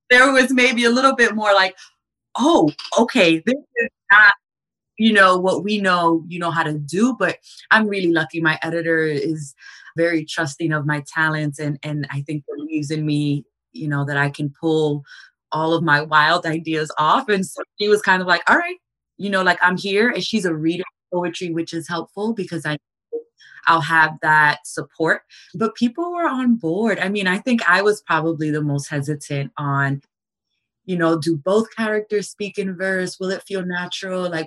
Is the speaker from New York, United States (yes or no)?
yes; New York City, New York, United States; And so, as a New Yorker, I had very stark kind of representations of how mass tragedies could be handled